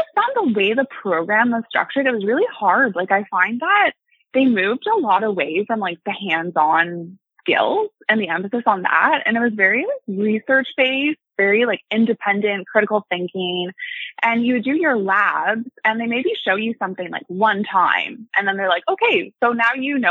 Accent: Ottawa, Ontario, Canada; I've been born and raised in Ottawa. I've lived here my whole life

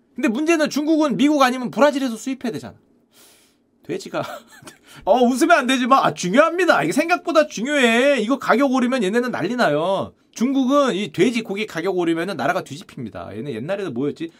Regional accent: Gangwon, South Korea; 제 고향 강원도에

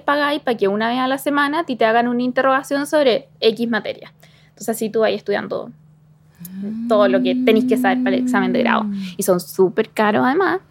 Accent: Chimbarongo, O'Higgins, Chile; soy de Chimarongo.

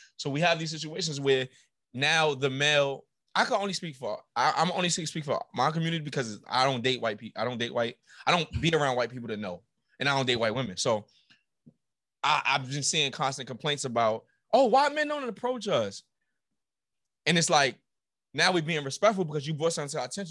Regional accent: New York City, New York, United States; I'm from New York, but I went to a school

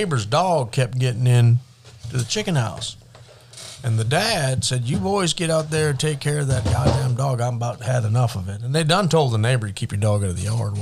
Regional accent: Williams Lake, British Columbia, Canada; moved away as an adult; also born or lived in Revelstoke, British Columbia / 150 Mile House, British Columbia; now in United States; I was born and raised in Williams Lake

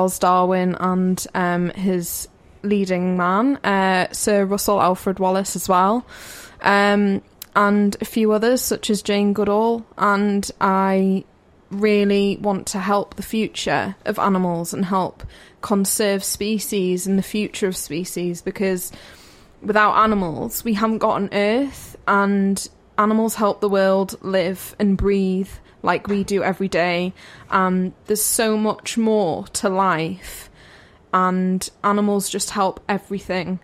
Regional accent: North East England, United Kingdom; moved away as an adult; now in Derby, United Kingdom; originally, I am from the northeast, so I've come quite far

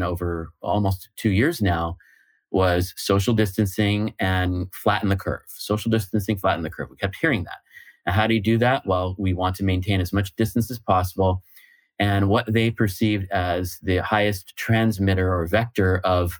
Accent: United States; moved away as an adult; now in Lisbon, Portugal; I'm an American based in Lisbon, Portugal

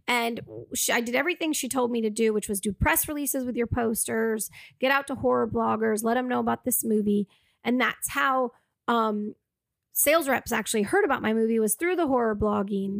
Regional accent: Massachusetts, United States; moved away as an adult; now in Los Angeles, United States; we ended up shooting in my hometown

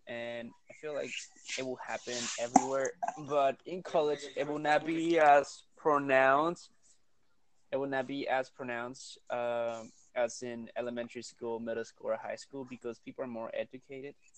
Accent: Peru; accent: thick accent; now in United States; in Peru we do eat llamas and we do eat guinea pigs

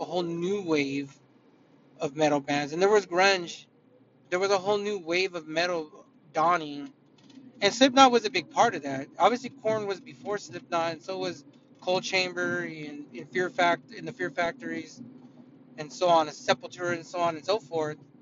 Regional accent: California, United States; I didn't grow up in Iowa. I grew up in California

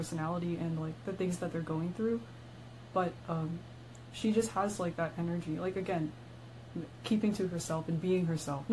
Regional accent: Houston, Texas, United States; I'm from … hometown.

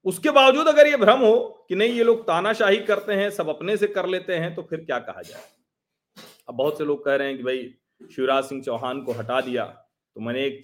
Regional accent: Pratapgarh, Uttar Pradesh, India; हमारा भी मूल जिला प्रतापगढ़ ही है

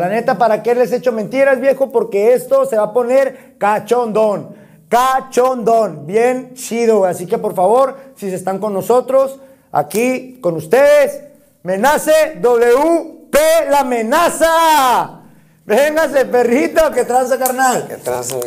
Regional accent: Mexico; así somos los mexicanos

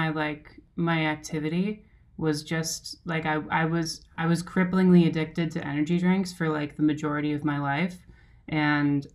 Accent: Palmyra, Wisconsin, United States; moved away as an adult; also born or lived in Waukesha, Wisconsin; now in Boston, United States; I'm originally from, I was born in Waukesha, and I grew up like pretty close by. Before going to school, I moved and I lived in near Whitewater in this like small town called Palmyra

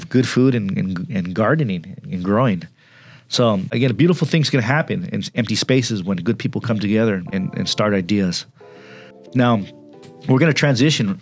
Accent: Pomona, California, United States; growing up in Pomona and working in Pomona for some years

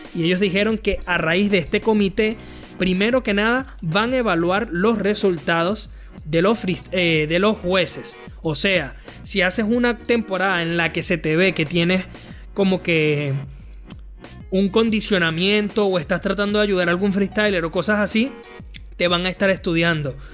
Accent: Venezuela; yo como venezolano

